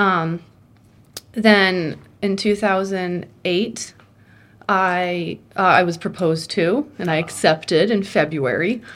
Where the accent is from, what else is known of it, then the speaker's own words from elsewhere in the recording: Vermont, United States; moved away as an adult; I was born and raised in Vermont in a very small